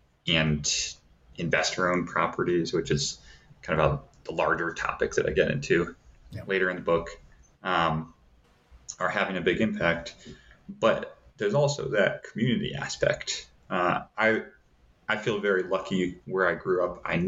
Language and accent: English; Davenport, Iowa, United States; So where I grew up in Davenport, Iowa, you can look on different sites.